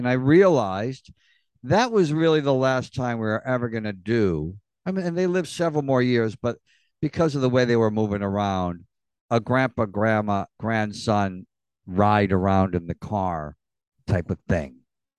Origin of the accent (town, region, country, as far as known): Elmira, New York, United States; born or raised there